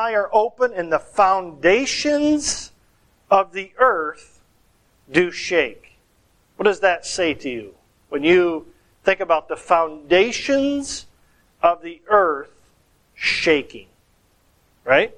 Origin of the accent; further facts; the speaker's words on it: Michigan, United States; moved away; Growing up in Michigan